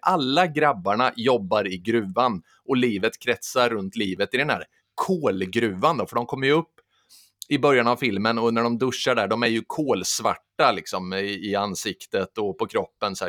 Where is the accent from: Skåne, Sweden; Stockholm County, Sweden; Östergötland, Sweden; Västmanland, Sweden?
Östergötland, Sweden; Sturefors; i Sturefors där jag kommer ifrån